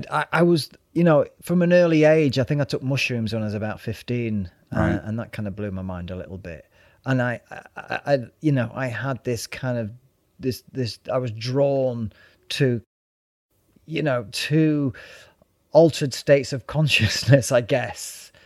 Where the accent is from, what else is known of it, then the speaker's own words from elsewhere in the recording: Withington, North West England, United Kingdom; born there; also born or lived in Burnage / Stoke-on-Trent / Wales / Stockport; I was born in Withington, lived in Burnage, and then the next thing we were moving to Stoke-on-Trent, and the next thing we were moving to Wales, and the next thing we were moving to Stockport, the next thing we were moving to the Isle of Man.